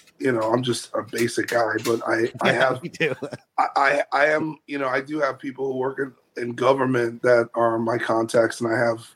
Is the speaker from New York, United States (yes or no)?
yes; New York, United States; moved away as an adult; also born or lived in Los Angeles / San Francisco; now in Nashville, United States; I'm from New York originally, and I moved to L.A. in 2006